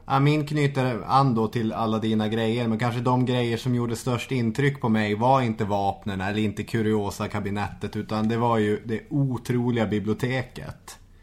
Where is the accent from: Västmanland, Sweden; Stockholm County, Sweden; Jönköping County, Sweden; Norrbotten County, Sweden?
Norrbotten County, Sweden; Arvidsjaur; moved away; När jag var hemma i Arvidsjaur